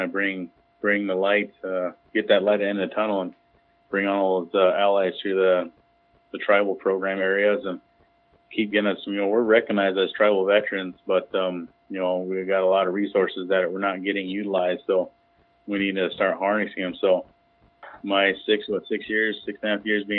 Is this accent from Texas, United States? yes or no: no; Pine Ridge Indian Reservation, South Dakota, United States; I was born and raised on Pine Ridge Indian Reservation in South Dakota here.